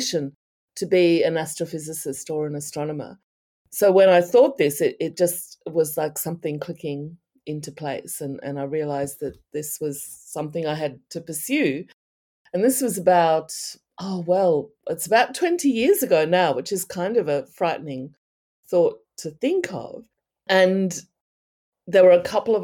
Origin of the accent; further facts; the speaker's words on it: Australia; I'm from Australia